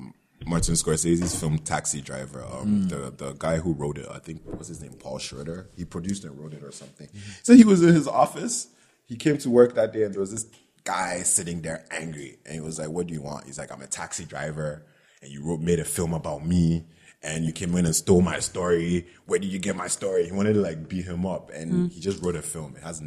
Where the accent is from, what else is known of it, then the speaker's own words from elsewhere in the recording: Ghana; because of the way I grew up in Ghana, I couldn't think of me trying to be a filmmaker.